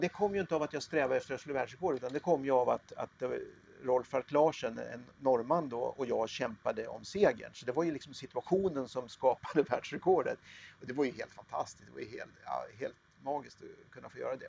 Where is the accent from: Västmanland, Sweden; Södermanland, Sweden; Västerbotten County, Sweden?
Södermanland, Sweden; Katrineholm; also born or lived in Eskilstuna; Jag, jag är född i Katrineholm, jag har bott i Eskilstuna